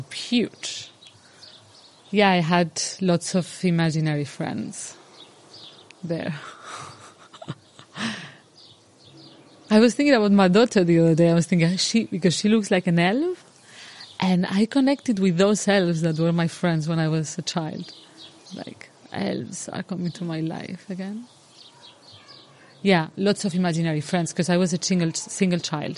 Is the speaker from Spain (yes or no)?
yes; Ibiza, Balearic Islands, Spain; I'm from Ibiza. I'm as far as I know, the 10th generation of Ibizencos. It feels like, well, Ibiza is my cradle.